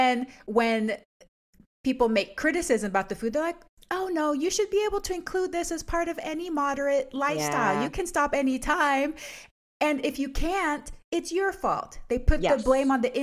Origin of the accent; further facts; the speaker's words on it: United States; we're also American